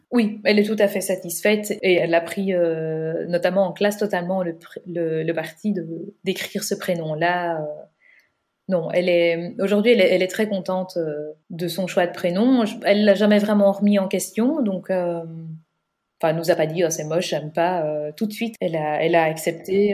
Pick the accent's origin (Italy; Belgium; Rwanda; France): Belgium; on est belge